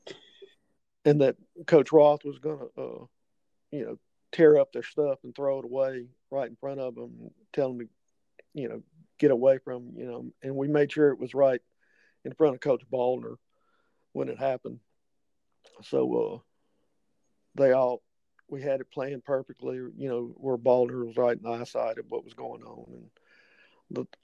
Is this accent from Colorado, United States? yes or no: no; Greenville, Mississippi, United States; Greenville, which was my hometown